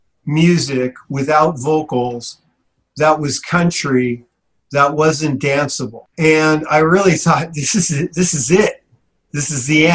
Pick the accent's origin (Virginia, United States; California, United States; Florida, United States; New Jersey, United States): California, United States; South San Francisco; South San Francisco, the industrial city, and that's my hometown